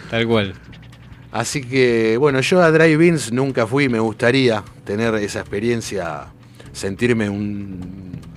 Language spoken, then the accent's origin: Spanish; Argentina; somos hijos de los 90, así que somos argentinos.